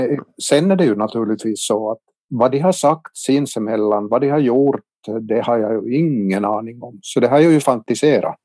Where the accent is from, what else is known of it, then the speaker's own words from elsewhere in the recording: Kortjärvi, Ostrobothnia, Finland; now in Vaasa, Finland; min hemby Kortjärvi i Tärjärs socken